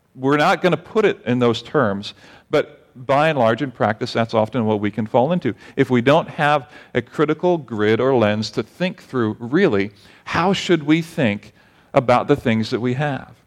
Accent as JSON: {"language": "English", "country": "United States", "said": "As an American"}